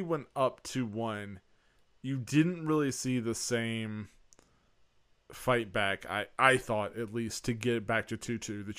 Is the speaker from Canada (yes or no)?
no; United States; as an American